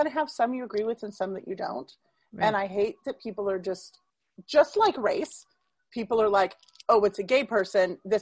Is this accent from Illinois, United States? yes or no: no; San Diego, California, United States; growing up in San Diego, being in San Diego